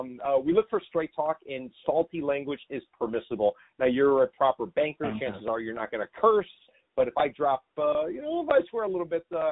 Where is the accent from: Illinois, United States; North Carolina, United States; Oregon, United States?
Illinois, United States; Chicago; first language English; moved away; I'm originally from Chicago. English is my only language, although I can get by in some Spanish.